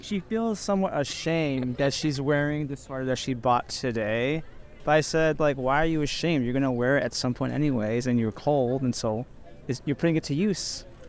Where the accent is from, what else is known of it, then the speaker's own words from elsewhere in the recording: Chicago, Illinois, United States; born and raised in Chicago, currently res- reside in Chicago